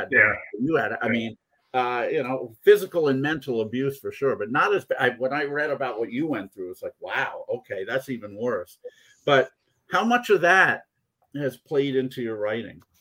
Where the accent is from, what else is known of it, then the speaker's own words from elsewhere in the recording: Poughkeepsie, New York, United States; I had the same situation. I grew up in Poughkeepsie